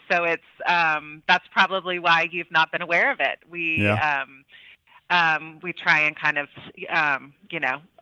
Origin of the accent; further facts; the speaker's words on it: Oklahoma City, Oklahoma, United States; moved away as an adult; also born or lived in Austria; now in Washington, D.C., United States; I was from Oklahoma City. And so my high school took a trip out to Frontier Ranch.